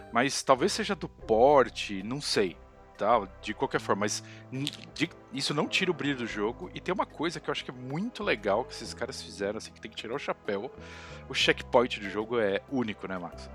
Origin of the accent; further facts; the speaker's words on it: Brazil; eu sou do Brasil